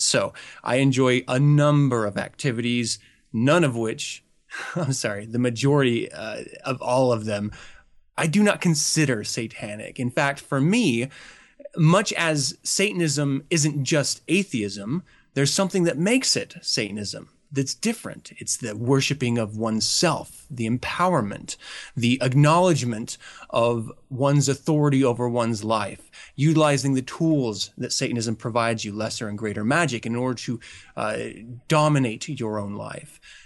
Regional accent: Utah, United States; I really loved about growing up in Utah

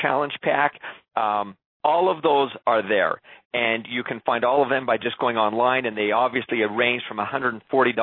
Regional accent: Canada; being a Canadian

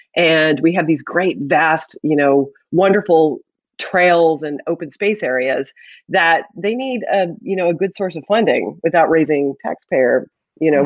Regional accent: Pittsburgh, Pennsylvania, United States; moved away as an adult; now in New Jersey, United States; I'm from Pittsburgh

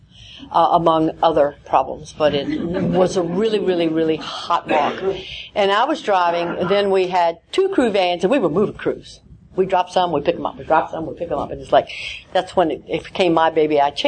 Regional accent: the South, United States; I'm from the South

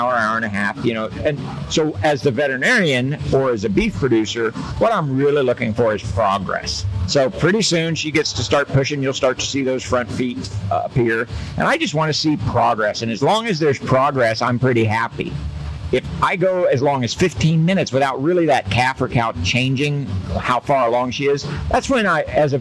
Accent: Kansas, United States; I did grow up coming to the Kansas State Fair, and we showed cattle

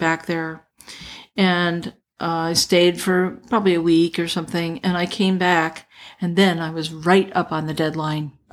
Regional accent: Pennsylvania, United States; now in Los Angeles, United States; bought a place in my hometown in Pennsylvania

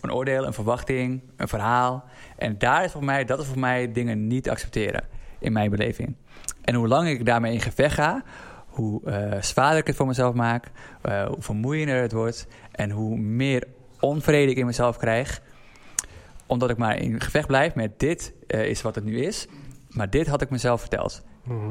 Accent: Assendelft, North Holland, Netherlands; uit Assen-Delft, waar ik ben opgegroeid

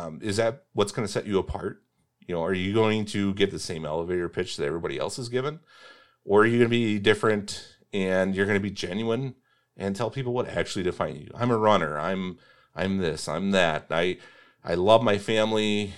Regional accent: Indiana, United States; I'm from Indiana.

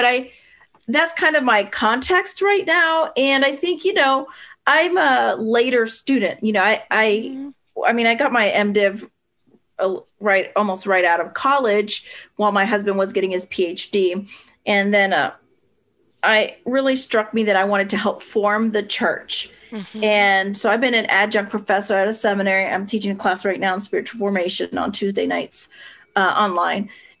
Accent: Pennsylvania, United States; also born or lived in Puerto Rico / California; Yeah, I was born in Puerto Rico. I wasn't there very long, a few years. And then, you know, my dad was in the military. So then we moved California for a little bit, then back to Pennsylvania, where my dad was from.

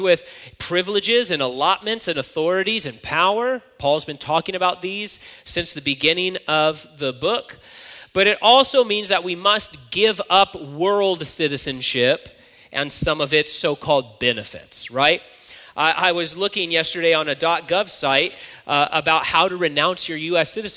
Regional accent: United States; I'm an American citizen

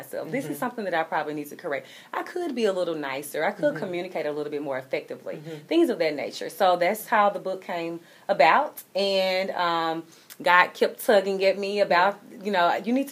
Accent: Memphis, Tennessee, United States; my hometown of Memphis, Tennessee

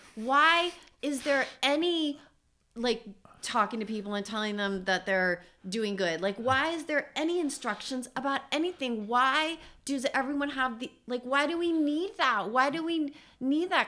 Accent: East Coast, United States; moved away; I'm from the East Coast

